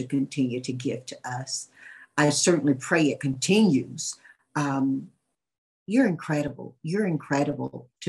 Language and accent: English; North Carolina, United States; moved away; my hometown of Chalborough